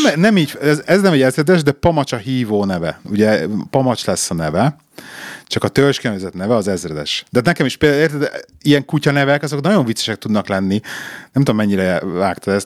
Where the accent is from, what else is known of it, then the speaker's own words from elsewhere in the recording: Hungary; now in England; itt vagyunk magyarként Angliában